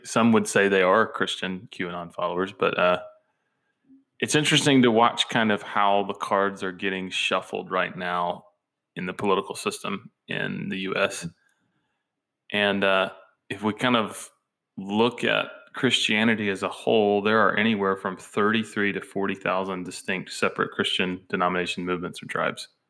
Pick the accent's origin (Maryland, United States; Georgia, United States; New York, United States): Georgia, United States; moved away as an adult; now in Tennessee, United States; growing up in Georgia